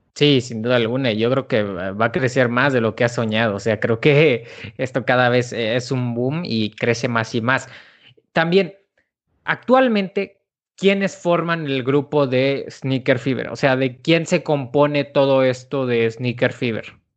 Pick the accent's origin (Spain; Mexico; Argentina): Mexico; Celaya, Guanajuato; yo no soy de la Ciudad de México, yo soy de, de Celaya, de Celaya, Guanajuato